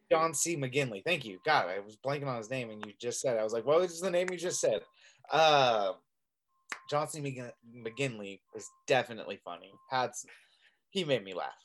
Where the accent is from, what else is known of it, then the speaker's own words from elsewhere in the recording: Redding, California, United States; my hometown of Reading